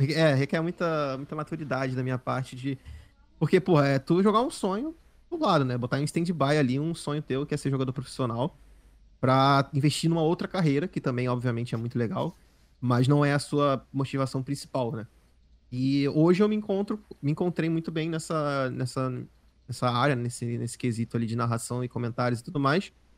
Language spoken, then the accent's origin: Portuguese; Rio de Janeiro, Brazil; also born or lived in Southeast Brazil; eu sou do Rio, eu sou do Rio